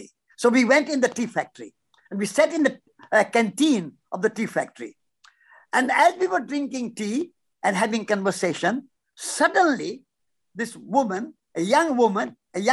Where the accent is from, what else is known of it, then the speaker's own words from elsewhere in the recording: India; moved away; We are walking from India